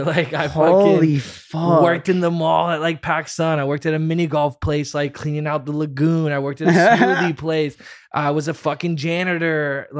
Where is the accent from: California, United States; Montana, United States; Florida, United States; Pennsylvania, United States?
Florida, United States; Merritt Island; also born or lived in Orlando; So I was born in Orlando, Florida, okay. And then I moved to Merritt Island, Florida, which is by like Cocoa Beach.